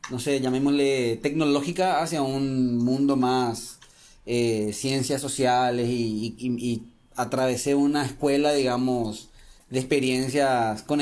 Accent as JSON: {"language": "Spanish", "country": "Paraguay", "also_born_or_lived": "Trento, Italy", "moved": "as an adult", "said": "originalmente soy ingeniero informático de Paraguay. Por esas cosas de la vida me fui a hacer una pasantía en Trento"}